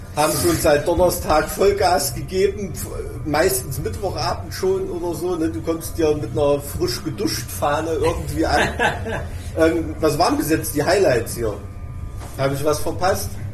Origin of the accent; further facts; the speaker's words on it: Thuringia, Germany; bei uns in Thüringen